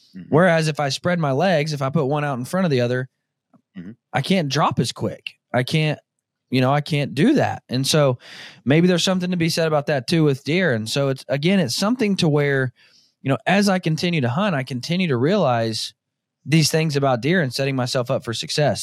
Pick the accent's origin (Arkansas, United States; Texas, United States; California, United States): Arkansas, United States; Northwest; now in Kansas, United States; where I grew up in Northwest Arkansas